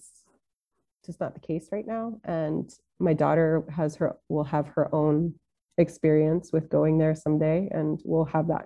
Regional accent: Washington, United States; moved away as an adult; also born or lived in Tunisia / Saudi Arabia; my home state of Washington

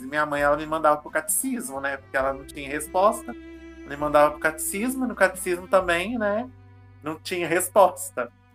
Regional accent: Minas Gerais, Brazil; como bom mineiro que eu sou

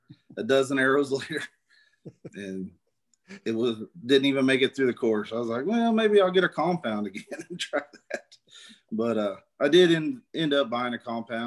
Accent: North Central Missouri, United States; accent: southern; now in Knob Noster, United States; I grew up in North Central Missouri and moved here in about 2000.

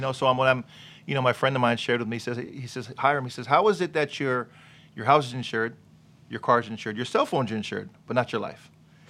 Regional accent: Gardena, California, United States; my parents, they moved to L.A. from Hawaii. Mm-hmm. So I was born and raised in Gardena.

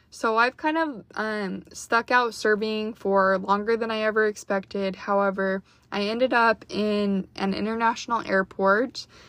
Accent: Utah, United States; born or raised there; moved away as an adult; now in Dallas, United States

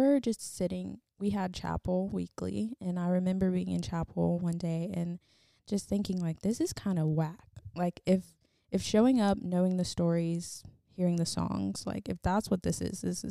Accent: Charlotte, North Carolina, United States; moved away as an adult; also born or lived in Roxboro, North Carolina; now in Raleigh, United States; I grew up in Charlotte, and that is where I lived until I moved here, back to Raleigh last year

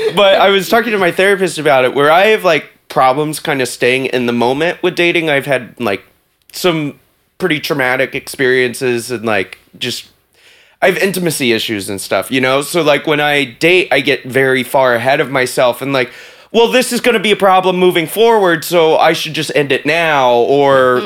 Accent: the South, United States; now in New York, United States; I grew up in the South

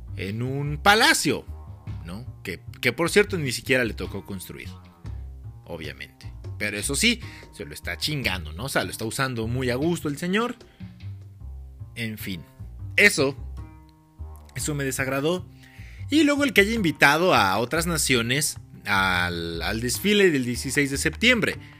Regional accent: Mexico; yo sí soy muy mexicano

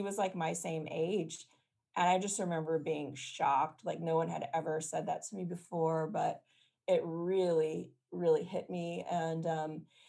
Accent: the Bay Area, California, United States; I grew up in California in the Bay Area

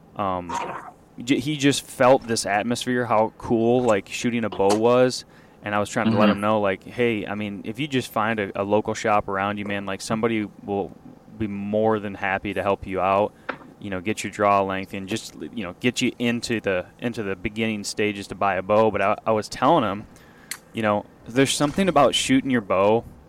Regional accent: Midwest, United States; I just felt really proud to be uh, a Midwesterner

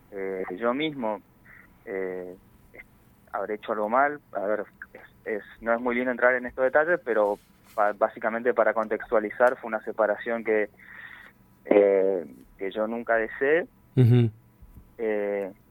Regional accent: Corrientes, Argentina; moved away as an adult; also born or lived in Buenos Aires; Sí, yo nací en Corrientes, pero a los 19 años, tengo 31

